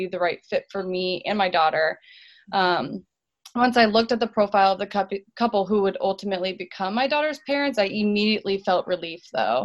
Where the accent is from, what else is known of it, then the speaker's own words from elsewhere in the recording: Orlando, Florida, United States; I was born and raised in Orlando, Florida